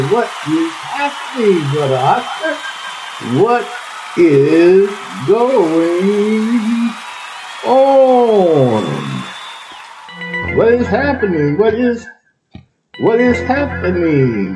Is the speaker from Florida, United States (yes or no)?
no; Texas, United States; now in Ohio, United States; Texas, my home state